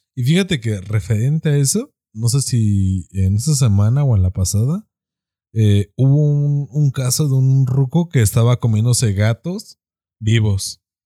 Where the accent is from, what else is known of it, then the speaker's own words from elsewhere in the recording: Mexico; como machos mexicanos